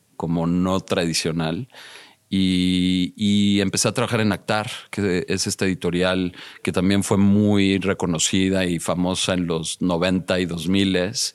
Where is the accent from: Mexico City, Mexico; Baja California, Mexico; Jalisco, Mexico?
Mexico City, Mexico; also born or lived in United States; Crecí en la Ciudad de México. Viví un tiempo en Estados Unidos de muy joven, de, de, cinco años, de cinco a diez años, pero sí, siempre estudié y, me formé en la Ciudad de México.